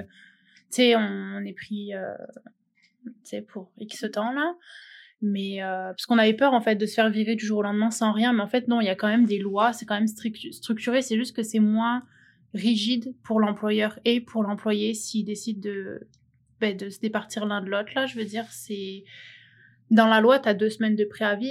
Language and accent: French; France; moved away as an adult; now in Quebec, Canada